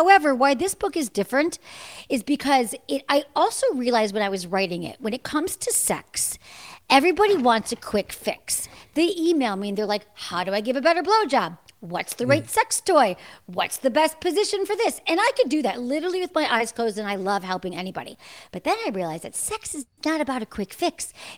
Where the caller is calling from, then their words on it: Santa Monica, California, United States; I'm in Los Angeles. I'm in Santa Monica, California, to be specific.